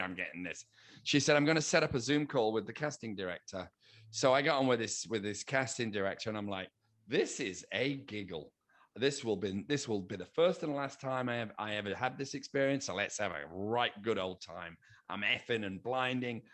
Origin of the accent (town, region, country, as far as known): United Kingdom; now in United States